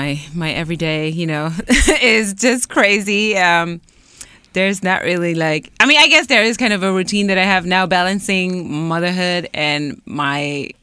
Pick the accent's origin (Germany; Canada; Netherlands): Germany; moved away as an adult; also born or lived in New York, United States; now in Los Angeles, United States; we grew up in Germany, born and raised, and then ended up in New York. I moved there actually when I was 19.